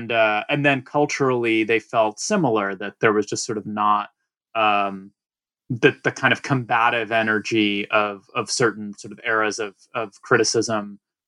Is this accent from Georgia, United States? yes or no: yes; Atlanta, Georgia, United States; moved away as an adult; now in New York, United States; And so I grew up in Atlanta, and then basically, you know, came to New York for college, and pretty much out of college, started working in book publishing.